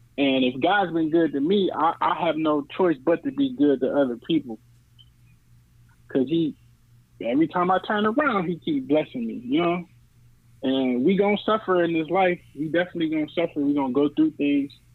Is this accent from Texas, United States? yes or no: no; New Orleans, Louisiana, United States; I was born in New Orleans